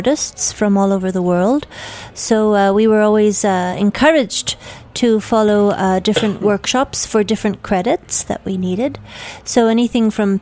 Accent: Canada; also born or lived in Belgium; now in Paris, France; I grew up in Canada, so I am Canadian. I've lived longer now in Paris.

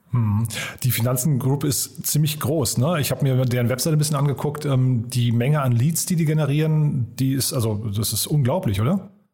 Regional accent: Hofheim am Taunus, Hesse, Germany; now in Berlin, Germany; Wir kommen beide aus Hofheim

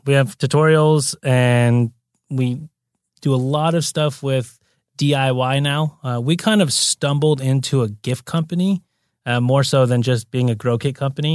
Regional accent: Santa Monica, California, United States; also born or lived in Brazil; I'm born and raised native. So I grew up in Santa Monica

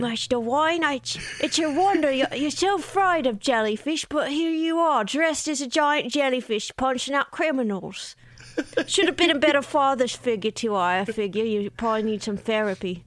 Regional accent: San Diego, California, United States; I grew up in San Diego, so right next to the beach

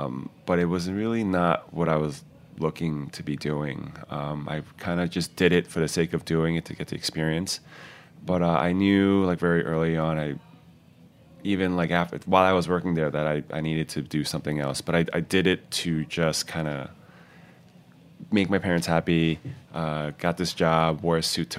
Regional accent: Queens, New York, United States; And I grew up essentially in Queens from like grade school like to high school, like a bulk of the years living in Queens.

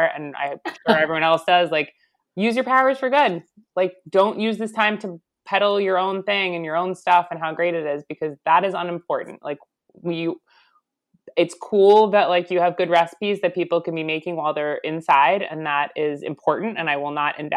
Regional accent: Long Island, New York, United States; I'm from Long Island.

